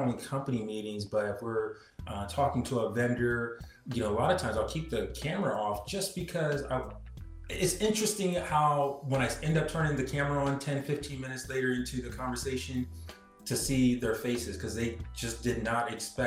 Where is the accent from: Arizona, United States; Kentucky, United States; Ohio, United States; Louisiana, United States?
Ohio, United States; Portsmouth; moved away; And they found out I was from Portsmouth